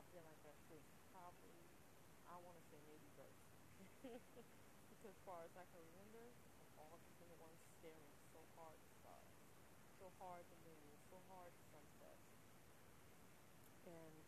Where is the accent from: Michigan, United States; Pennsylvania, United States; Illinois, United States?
Michigan, United States; Detroit; moved away as an adult; I'm from Detroit, Michigan originally, and lived there in 20 years